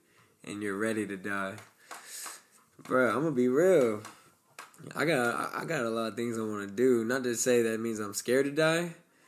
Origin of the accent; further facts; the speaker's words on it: Stockton, California, United States; I'm from Stockton, California.